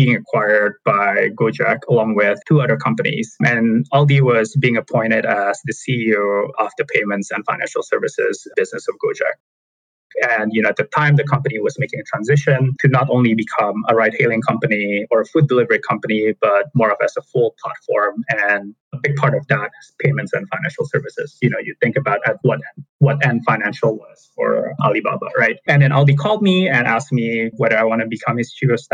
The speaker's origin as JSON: {"language": "English", "region": "Jakarta", "country": "Indonesia", "tie": "born or raised there", "moved": "as an adult", "lives_now": "United States", "said": "I was born and raised in Jakarta, Indonesia"}